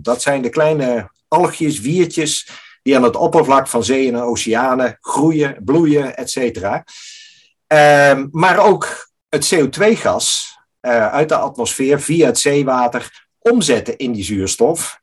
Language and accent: Dutch; Netherlands; wij als Nederlanders